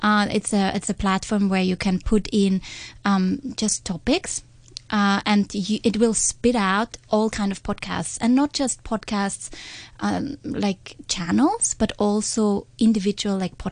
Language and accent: English; Austria; accent: Austrian; English is a second language; I'm not a native speaker, how my Austrian accent